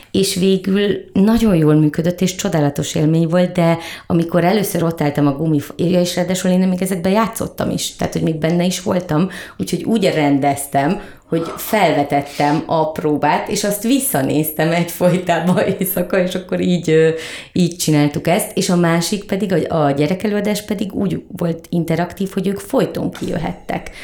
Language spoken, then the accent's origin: Hungarian; Keszthely, Zala, Hungary; now in Budapest, Hungary; én vidéken nőttem föl és mi a város szélén laktunk a vasút mellett a Balatonnal szemben Keszthelyen